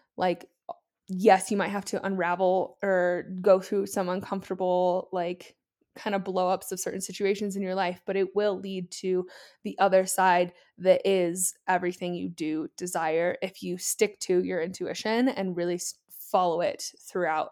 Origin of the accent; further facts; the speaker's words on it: Columbus, Ohio, United States; moved away as an adult; I am from Columbus, Ohio. I'm born and raised there